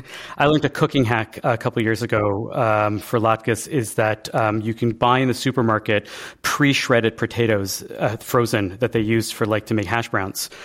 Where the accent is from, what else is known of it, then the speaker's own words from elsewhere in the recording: Canada; moved away as an adult; now in United States; I'm the Canadian in America